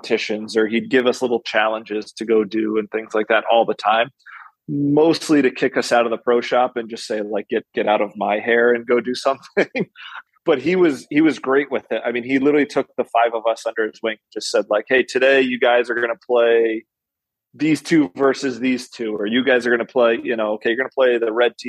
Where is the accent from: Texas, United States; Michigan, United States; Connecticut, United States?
Connecticut, United States; now in Albany, United States; I grew up in Connecticut, about 500 yards away from a golf course